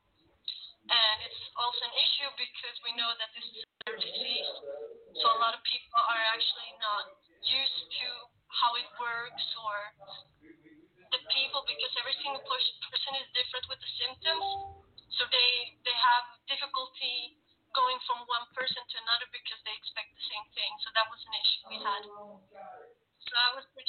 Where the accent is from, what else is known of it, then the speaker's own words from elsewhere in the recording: Sweden; I am originally from Sweden. I'm born and raised in Sweden